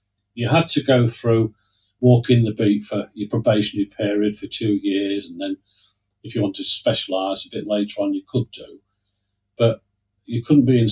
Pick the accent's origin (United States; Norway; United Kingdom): United Kingdom; Lincoln, East Midlands; I grew up in Lincoln. I'm a Lincolnshire yellow belly, as they say